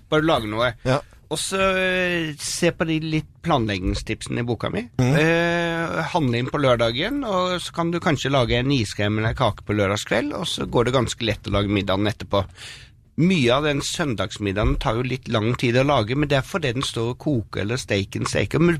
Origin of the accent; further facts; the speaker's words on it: Arendal, Agder, Norway; for de bodde i Arendal, og jeg kom fra Arendal.